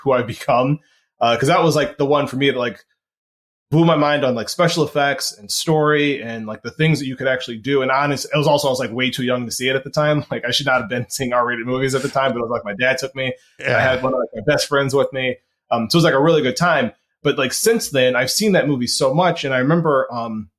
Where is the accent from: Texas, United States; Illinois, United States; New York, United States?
Illinois, United States; Chicago; I'm from Chicago.